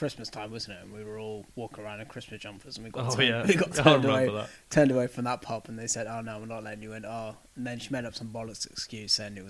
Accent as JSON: {"language": "English", "country": "United Kingdom", "said": "being British"}